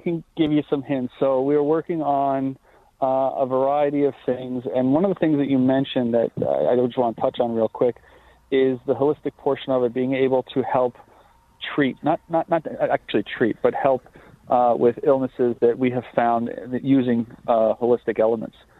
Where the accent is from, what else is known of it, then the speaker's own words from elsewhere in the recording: Lake Grove, New York, United States; I grew up in Lake Grove